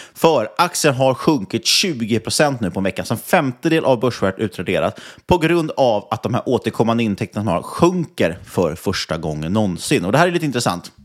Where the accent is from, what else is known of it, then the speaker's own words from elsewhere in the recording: Nynäshamn, Stockholm County, Sweden; Nynäshamn, min hemkommun